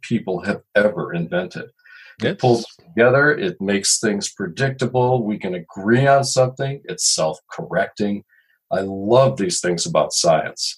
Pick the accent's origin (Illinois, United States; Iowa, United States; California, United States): Illinois, United States; Chicago; now in Duluth, United States; I've lived in Duluth for many, many years, although I'm originally from Chicago